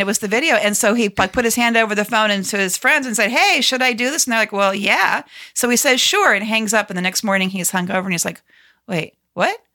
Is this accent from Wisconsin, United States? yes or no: no; Cleveland, Ohio, United States; now in Washington, D.C., United States; my hometown team